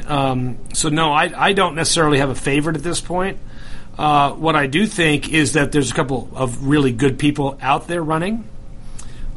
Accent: New Jersey, United States; I'm from Jersey

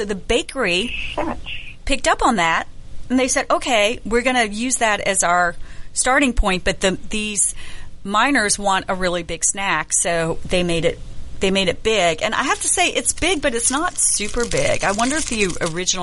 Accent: the South, United States; I'm from the South

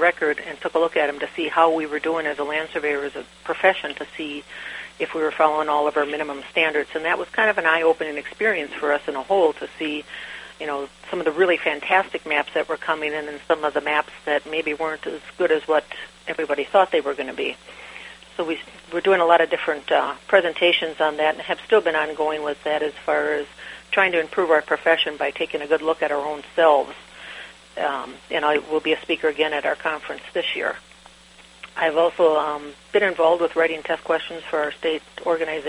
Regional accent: Green Bay, Wisconsin, United States; I'm from Green Bay, Wisconsin

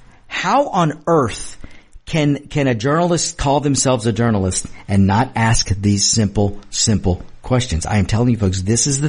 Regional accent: United States; I'm an American

